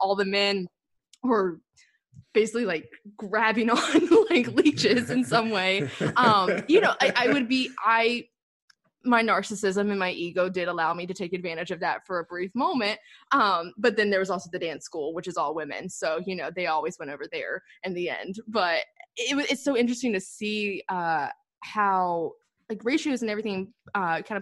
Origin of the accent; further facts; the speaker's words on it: the South, United States; us both growing up in the South